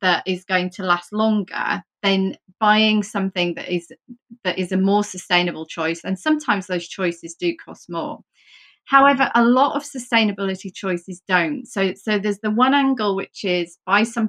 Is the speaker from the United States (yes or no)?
no; Yorkshire and the Humber, United Kingdom; I'm from Yorkshire.